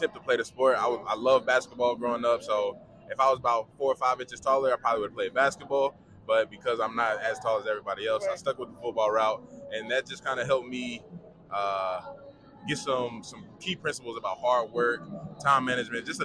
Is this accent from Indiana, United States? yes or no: yes; Indianapolis, Indiana, United States; I'm from Indianapolis, Indiana. Tap in, Naptown, 317